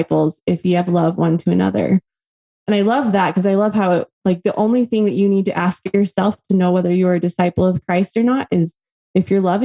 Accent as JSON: {"language": "English", "town": "Las Vegas", "region": "Nevada", "country": "United States", "tie": "born or raised there", "moved": "yes", "lives_now": "Tucson, United States", "said": "I grew up in Las Vegas, Nevada"}